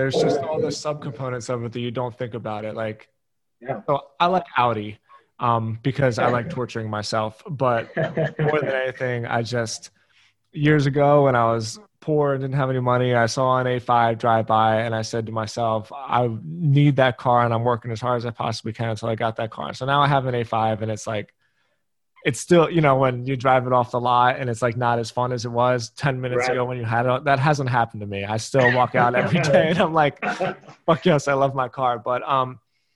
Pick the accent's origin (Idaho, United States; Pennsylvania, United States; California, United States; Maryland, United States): Pennsylvania, United States; Philadelphia; I'm from Philadelphia